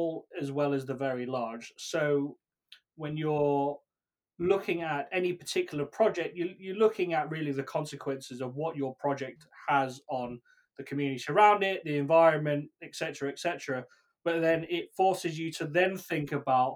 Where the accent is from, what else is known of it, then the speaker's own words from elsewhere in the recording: United Kingdom; accent: British; probably tell by my accent, I'm British